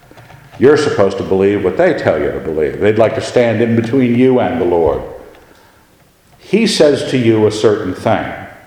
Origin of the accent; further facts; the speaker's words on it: Annapolis, Maryland, United States; I've been raised in a military family. I understood the military. I was raised in Annapolis. I understood the Navy.